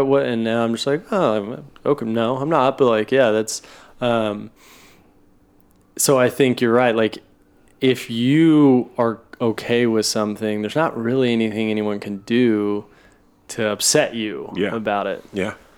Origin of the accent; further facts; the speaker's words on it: Oklahoma City, Oklahoma, United States; I grew up in Oklahoma City